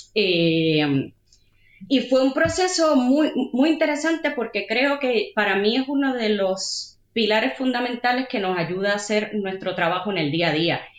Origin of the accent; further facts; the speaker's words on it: Puerto Rico; moved away as an adult; now in Madrid, Spain; yo soy de Puerto Rico. Y llegué a Madrid en el año 2007 a hacer un máster.